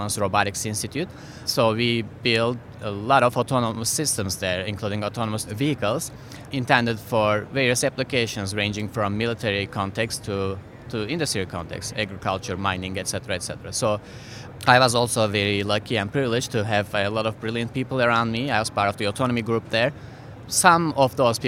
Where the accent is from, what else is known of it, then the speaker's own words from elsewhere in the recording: Istanbul, Turkey; moved away; I'm originally from Turkey. My hometown is Istanbul.